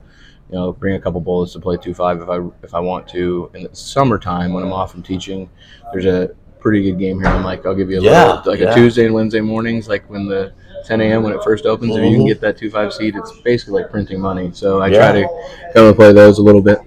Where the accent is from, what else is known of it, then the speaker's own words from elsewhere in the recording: Nebraska, United States; moved away; I grew up in Nebraska